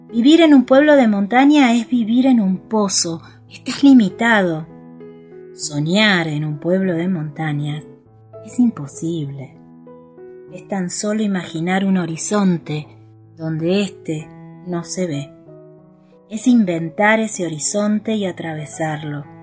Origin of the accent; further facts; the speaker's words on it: Buenos Aires, Argentina; moved away as an adult; now in San Martín de los Andes, Argentina; Nací en Buenos Aires en los años 70 pero vivo en la Patagonia hace casi 20 años.